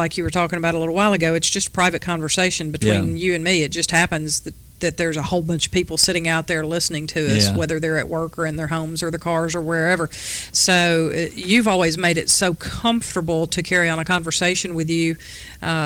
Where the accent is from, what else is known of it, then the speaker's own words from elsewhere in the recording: Hermitage, Tennessee, United States; moved away as an adult; also born or lived in West Nashville, Tennessee / Eastern North Carolina; now in Murfreesboro, United States; I grew up in Hermitage, so I am native to Middle Tennessee.